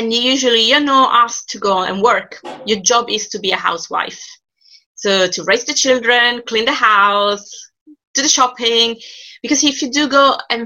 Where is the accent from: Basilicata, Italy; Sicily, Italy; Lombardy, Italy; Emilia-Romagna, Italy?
Sicily, Italy; Palermo; English is a second language; moved away as an adult; now in United Kingdom; I graduated from the University of Palermo, which is my hometown.